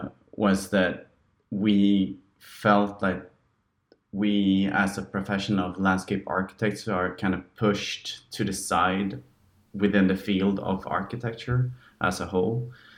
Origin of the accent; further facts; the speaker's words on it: Sweden; moved away; And since I moved from Sweden, I kind of felt like I wanted to raise the topics not only in Swedish but also in English to gain a broader group of people.